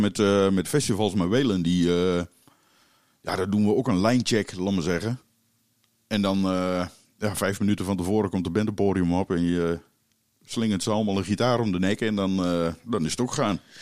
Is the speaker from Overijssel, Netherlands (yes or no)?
no; Keijenborg, Gelderland, Netherlands; Ik ben eh, geboren in Keienborg, dus een eh, klein dorpje in de Achterhoek. En mijn ouders die hadden daar een café